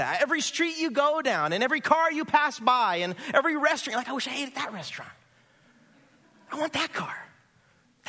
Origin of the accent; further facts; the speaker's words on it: Santa Barbara, California, United States; also born or lived in Goleta / Carpinteria; I grew up here. I grew up in Santa Barbara.